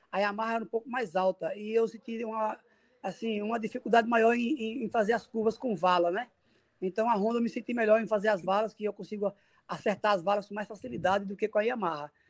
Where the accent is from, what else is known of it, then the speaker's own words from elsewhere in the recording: Lagarto, Sergipe, Brazil; now in Maceió, Brazil; Eu sou sergipano da cidade de Lagarto, Sergipe, com muito orgulho, a minha cidade natal, mas sou apaixonado também por Maceió, aqui é a capital alagoana, que já moro aqui já há 25 anos.